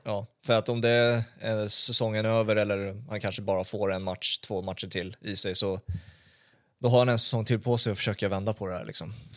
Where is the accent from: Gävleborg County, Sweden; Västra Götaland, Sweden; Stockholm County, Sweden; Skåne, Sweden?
Stockholm County, Sweden; Stockholm; jag kommer från Brommaområdet